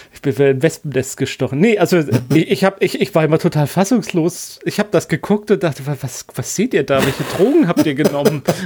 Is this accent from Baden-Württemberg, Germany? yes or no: yes; Black Forest, Baden-Württemberg, Germany; moved away; Schwarzwald ist immer gut, das ist ja meine alte Heimat